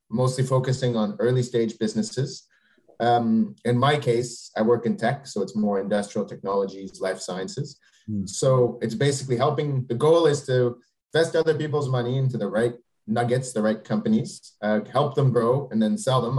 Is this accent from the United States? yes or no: no; Canada; moved away as an adult; also born or lived in Quebec; now in Paris, France; I'm a Canadian, but I've been living uh, in Europe, so particularly in Paris, France, for the last 16 years.